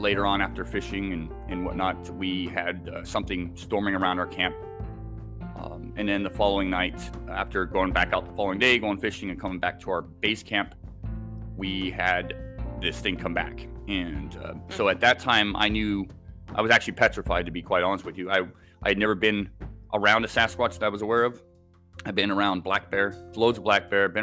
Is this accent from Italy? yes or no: no; Islay, Scotland, United Kingdom; also born or lived in Southern California / Oregon; now in Washington State, United States; I was born in Scotland, actually. I lived on an island off the west coast of Scotland